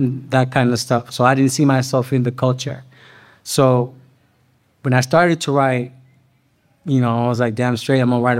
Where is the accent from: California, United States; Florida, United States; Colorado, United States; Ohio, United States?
California, United States; San Francisco; I grew up here in the Mission in the 70s and 80s, and that's San Francisco to me, right?